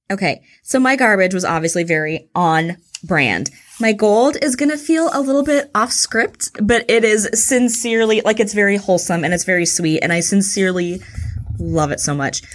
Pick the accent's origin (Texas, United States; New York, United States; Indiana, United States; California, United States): Texas, United States; Houston; I'm from Houston